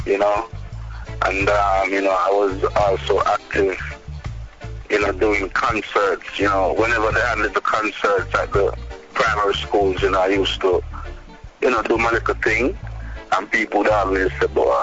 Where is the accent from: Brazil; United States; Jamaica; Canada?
Jamaica; St. Ann, Saint Ann; I'm from St. Anne, where, you know, there's not a lot of people within the whole business respect St. Anne artists, because I'm a St. Anne artist